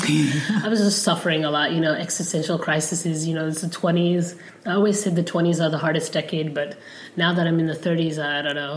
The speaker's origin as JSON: {"language": "English", "country": "Somalia", "tie": "born or raised there", "also_born_or_lived": "Mogadishu", "first_language": "Somali", "second_language": "English", "moved": "yes", "lives_now": "United States", "said": "I'm from Somalia. Um, and then after I learned, well, Somali, I learned growing up"}